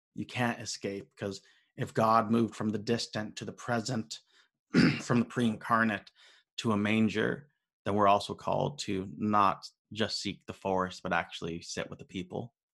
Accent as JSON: {"language": "English", "country": "United States", "said": "being an American, being raised in the system."}